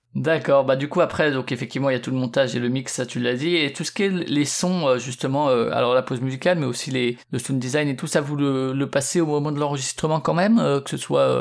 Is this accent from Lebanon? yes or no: no; Strasbourg, Grand Est, France; moi je suis de Strasbourg